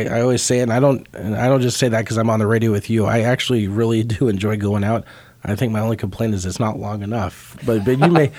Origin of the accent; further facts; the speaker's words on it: Kansas City, United States; Kansas City is my home city. I grew up in the southern part of the metro there